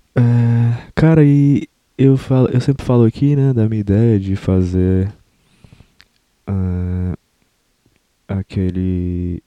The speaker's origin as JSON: {"language": "Portuguese", "country": "Brazil", "said": "Eu, eu não me enxergo como, como brasileiro, no sentido de. Eu tenho orgulho da minha cultura"}